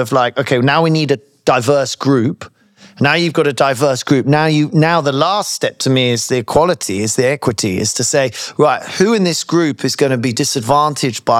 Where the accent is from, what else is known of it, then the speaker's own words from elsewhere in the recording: United Kingdom; as a Brit